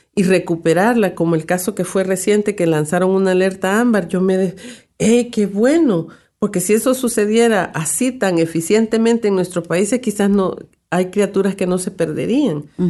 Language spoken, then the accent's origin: Spanish; El Salvador; como decimos en mi país